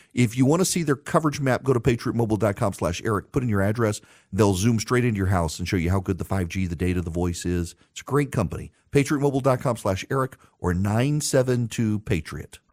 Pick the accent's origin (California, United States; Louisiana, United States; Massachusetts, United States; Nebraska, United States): Louisiana, United States; I'm from Louisiana